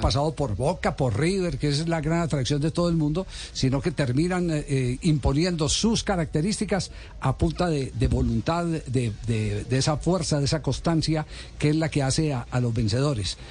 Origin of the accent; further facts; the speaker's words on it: Manizales, Caldas, Colombia; mi tierra, de la ciudad de Manizales